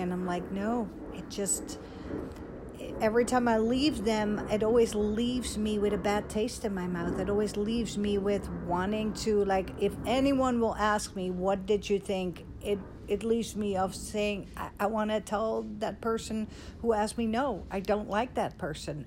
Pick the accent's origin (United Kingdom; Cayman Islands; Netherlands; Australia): Netherlands; now in Dallas, United States; I was born and raised in Holland, um, like 20 minutes from Amsterdam